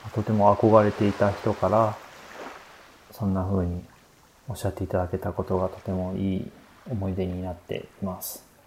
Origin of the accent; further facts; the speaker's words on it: Nagano, Japan; 私のふるさとの長野県の、えー、木曽という、えー、町